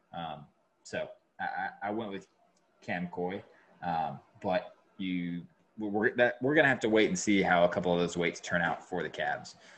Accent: Georgia, United States; now in North Carolina, United States; where I'm at North Carolina or where I grew up in Georgia

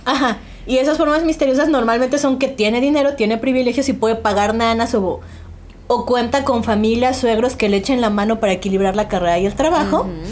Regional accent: Mexico; las que crecimos en los noventas en México

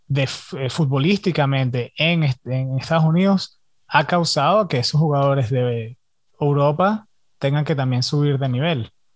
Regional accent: Venezuela; yo soy venezolano

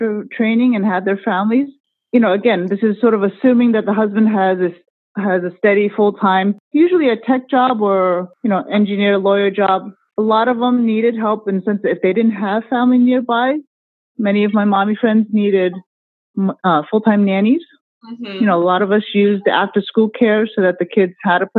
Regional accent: United States; I'm Chinese American. I was born in the U.S., but yes, I speak Cantonese

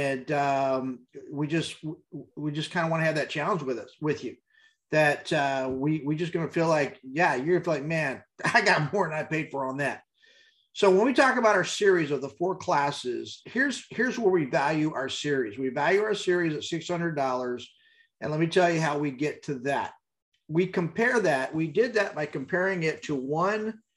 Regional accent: El Paso, Texas, United States; you can tell I was raised in El Paso

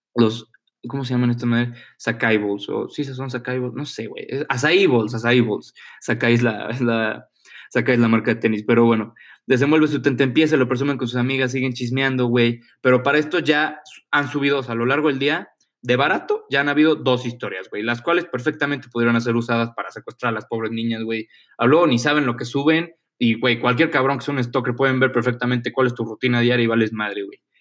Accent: Mexico; soy mexicano y soy blanco

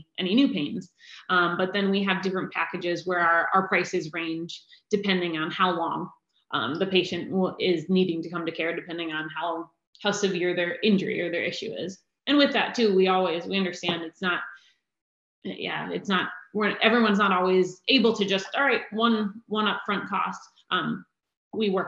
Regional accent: Pennsylvania, United States; moved away as an adult; also born or lived in Philadelphia; now in Raleigh, United States; We're from Pennsylvania

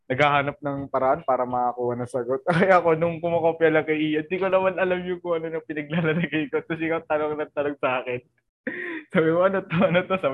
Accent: Manila, Metro Manila, Philippines; lumaki ako sa Palok, Maynila. So, ibig sabihin, malapit ako sa National University.

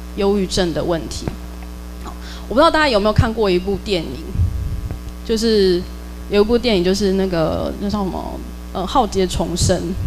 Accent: Taiwan; 通常我们台湾人或者东方人

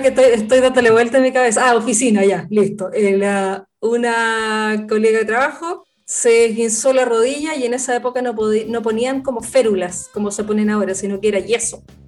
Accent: Chile; nosotros los chilenos

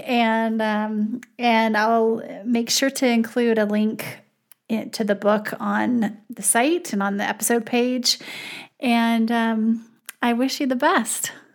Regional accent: Wyoming, United States; now in South Dakota, United States; I'm actually from Wyoming

